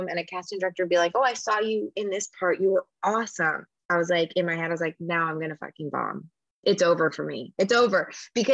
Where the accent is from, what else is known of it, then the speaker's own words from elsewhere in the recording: Orlando, Florida, United States; moved away as an adult; also born or lived in Los Angeles; growing up in Orlando